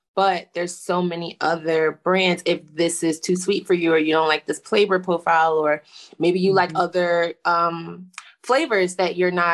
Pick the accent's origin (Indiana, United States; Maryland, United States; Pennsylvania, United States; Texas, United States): Pennsylvania, United States; Philadelphia; I'm from Philly.